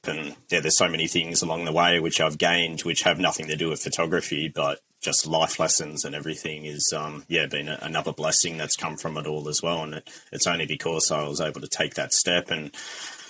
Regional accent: Australia; now in New Zealand; I'm an Aussie

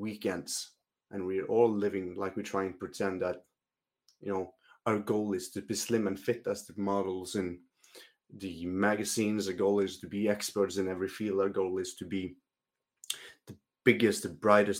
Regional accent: Northern Norway, Norway; English is a second language; I grew up in Norway

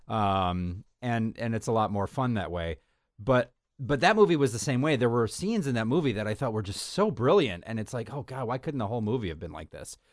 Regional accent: United States; our country

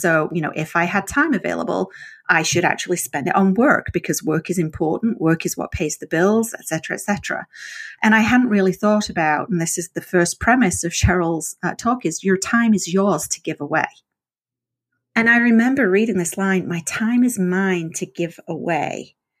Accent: England, United Kingdom; And I've got to be honest, being English, I thought Kalamazoo was going to be way more interesting than it turned out to be.

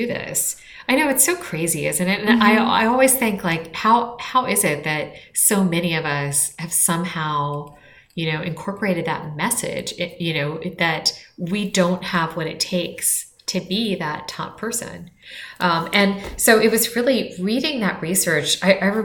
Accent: Washington, District of Columbia, United States; I grew up in Washington, D.C., and I grew up to really political parents.

